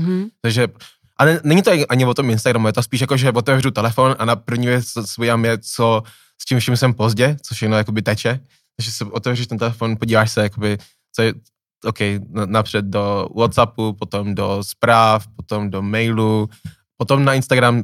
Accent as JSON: {"language": "Czech", "town": "Plzeň", "region": "Plzeň Region", "country": "Czechia", "said": "já jsem z Plzně"}